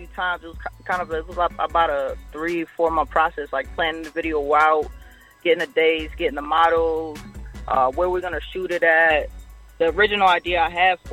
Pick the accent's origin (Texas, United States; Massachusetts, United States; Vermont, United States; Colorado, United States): Texas, United States; El Paso; I'm out here from El Paso, Texas, you know, putting on, representing the Southwest.